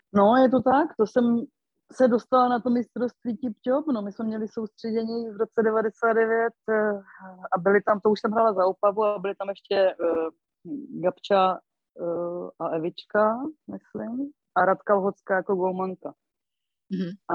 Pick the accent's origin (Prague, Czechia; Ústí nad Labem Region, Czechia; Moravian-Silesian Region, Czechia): Moravian-Silesian Region, Czechia; Karviná; moved away as an adult; also born or lived in Opava; now in Bohemia, Czech Republic; pocházím z Moravy, víceméně z Karviné, kde jsem hokej začínala